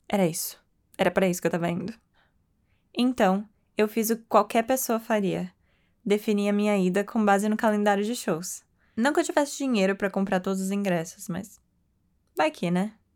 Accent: Bauru, São Paulo, Brazil; Eu, que sou do interior de São Paulo, de uma cidade chamada Bauru, é de lá mesmo que vem o lanche Bauru

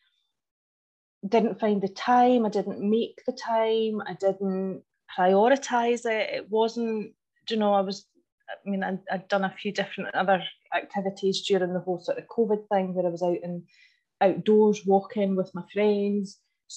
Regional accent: Leslie, Scotland, United Kingdom; I am from Leslie in Fife

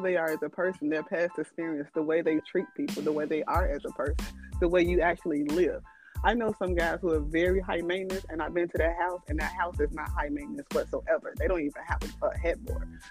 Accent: Chicago, Illinois, United States; now in Houston, United States; I am originally Chicago, all Chicago West Side

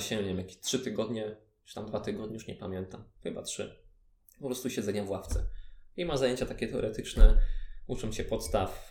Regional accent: Ostrów, Poland; also born or lived in Chełm; też jestem z, z Ostrowa

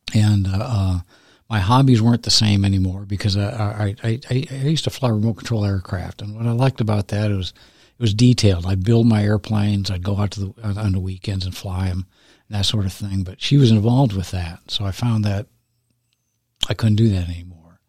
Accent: San Diego, California, United States; moved away; I'm from San Diego initially.

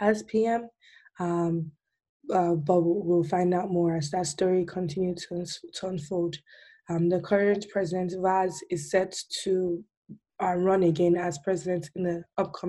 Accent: Nigeria

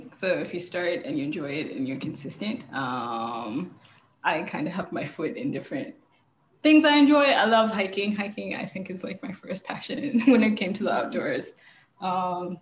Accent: Zimbabwe; I grew up in Zimbabwe.

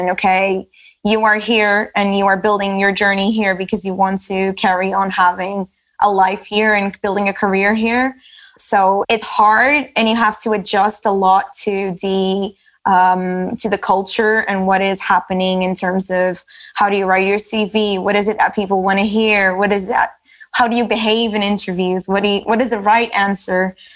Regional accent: Lisbon, Portugal; English is a second language; moved away as an adult; also born or lived in Manchester, United Kingdom; now in London, United Kingdom; And in my case, I moved from Lisbon to the UK and I spent a couple of years in Manchester studying and working. And then managed to get a job in London, moved to London.

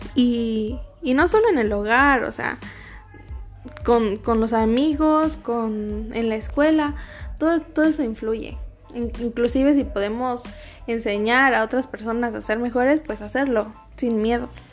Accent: Mexico; los, mexicanos somos adictos a, las tradiciones

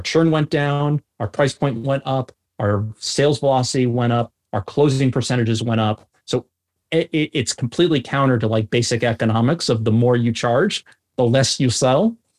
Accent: North Shore of Long Island, New York, United States; moved away as an adult; also born or lived in Birmingham, Alabama; I grew up on the North Shore of Long Island

